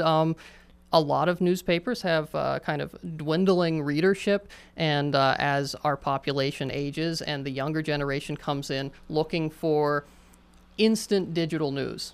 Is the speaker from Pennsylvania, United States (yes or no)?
yes; Johnstown, Pennsylvania, United States; Johnstown is my hometown